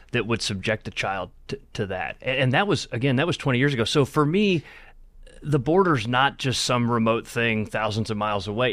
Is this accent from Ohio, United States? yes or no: yes; Akron, Ohio, United States; my childhood in, in growing up in Akron